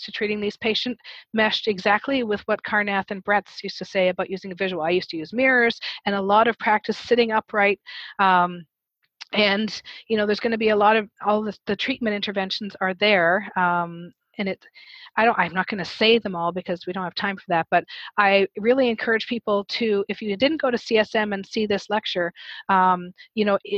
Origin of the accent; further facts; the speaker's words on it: Canada; I'm Canadian